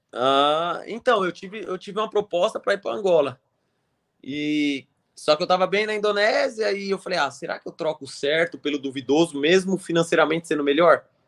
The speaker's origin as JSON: {"language": "Portuguese", "country": "Brazil", "also_born_or_lived": "Switzerland", "said": "a gente é brasileiro"}